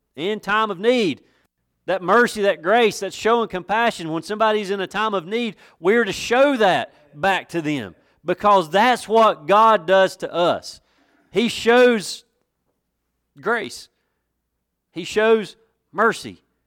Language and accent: English; West End of Watauga County, North Carolina, United States; I'm from the West End of Watauga County